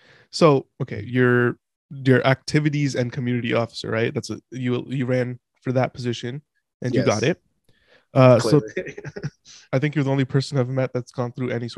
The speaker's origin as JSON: {"language": "English", "region": "Washington", "country": "United States", "tie": "born or raised there", "said": "I don't want to leave Washington."}